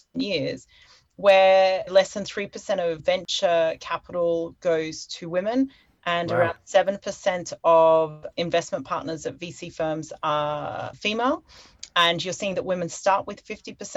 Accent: Australia; moved away as an adult; also born or lived in London; now in Hong Kong; I'm originally from Australia

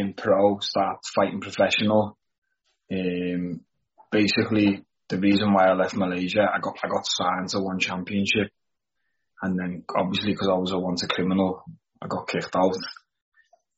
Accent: Liverpool, North West England, United Kingdom; I was from Toxteth.

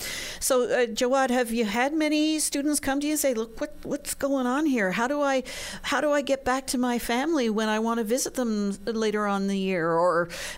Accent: Canada; now in Newfoundland, Canada; growing up on the mainland, I knew a lot of Chowdhuries who were of Indian descent.

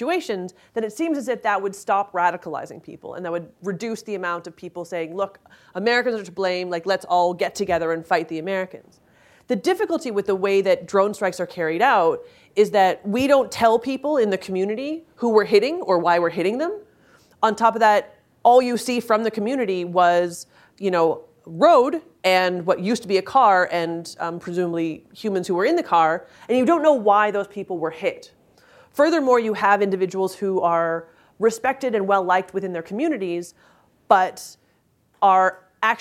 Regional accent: Canada; I'm Canadian

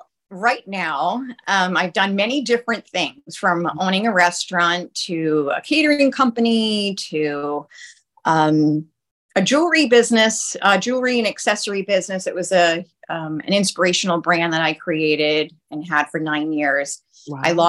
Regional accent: Rhode Island, United States; now in Tampa Bay, United States; Oh, I'm from Rhode Island, but it's too long.

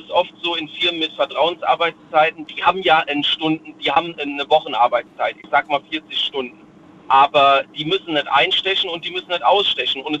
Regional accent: Rhineland-Palatinate, Germany; Ähm, ich komme aus der Nähe von Worms.

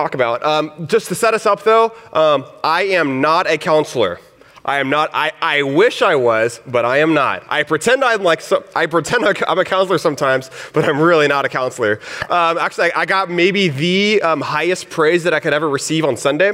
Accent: Texas, United States; accent: Southern; moved away; I'm from Texas, and I grew up in a Mexican. My dad is Mexican. My mom is Puerto Rican. So I grew up in this, like, kind of Hispanic, but in a rural town

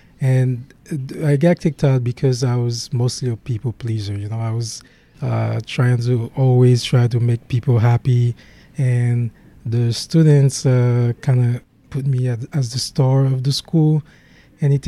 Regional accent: Haiti; accent: Haitian; English is a second language; moved away as an adult; now in United States; I was born and raised in Haiti

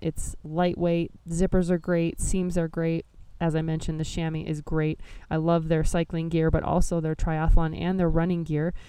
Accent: Nebraska, United States; my home state of Nebraska

